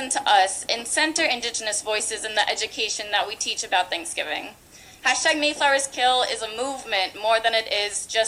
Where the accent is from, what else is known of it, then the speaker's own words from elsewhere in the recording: Massachusetts, United States; when I was a kid, I grew up in the Massachusetts public school curriculum